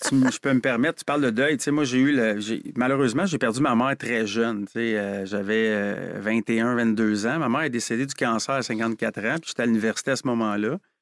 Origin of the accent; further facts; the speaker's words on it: Quebec, Canada; on est des Québécois.